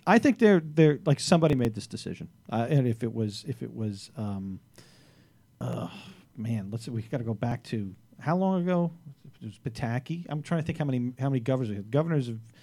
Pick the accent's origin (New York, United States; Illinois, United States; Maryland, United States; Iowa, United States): New York, United States; New York City; As a Staten Islander